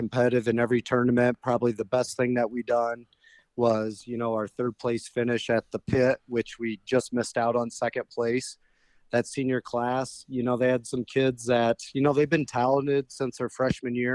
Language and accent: English; Napoleon, Ohio, United States; I grew up in Napoleon, Ohio here